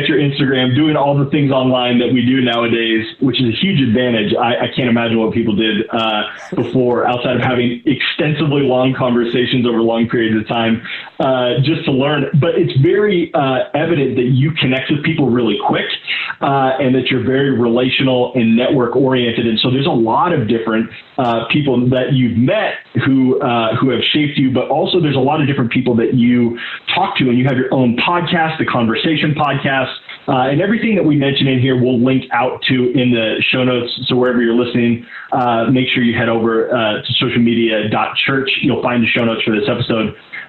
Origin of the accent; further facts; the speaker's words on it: Oregon, United States; moved away as an adult; now in Los Angeles, United States; my experience of growing up in a small town in Oregon